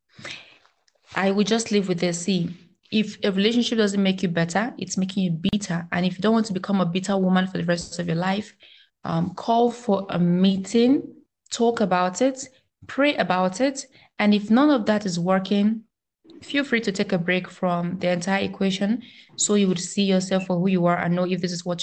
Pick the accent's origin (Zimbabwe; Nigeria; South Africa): Nigeria; as a Nigerian, as a proud African